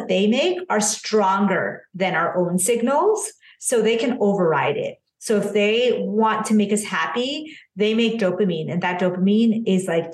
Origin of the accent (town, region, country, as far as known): United States; born or raised there; also born or lived in India